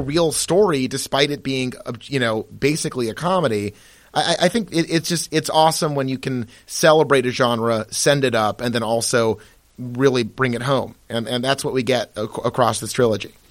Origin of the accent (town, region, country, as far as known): Massachusetts, United States; born or raised there